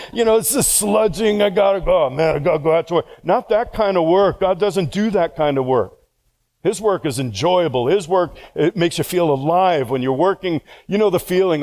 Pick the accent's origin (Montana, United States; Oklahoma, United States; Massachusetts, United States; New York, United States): New York, United States; moved away; I all my life have said, well, I'm from New York